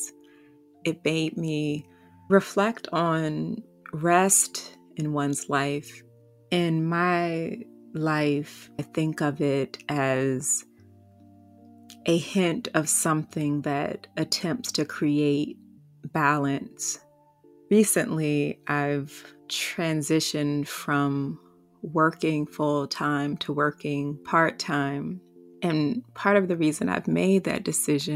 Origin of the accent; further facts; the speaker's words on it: Washington, District of Columbia, United States; I was also born a Black woman in the nation's capital